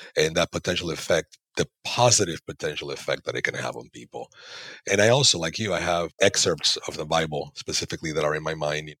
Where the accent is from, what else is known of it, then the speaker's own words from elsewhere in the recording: Panama; moved away; I'm from Panama originally.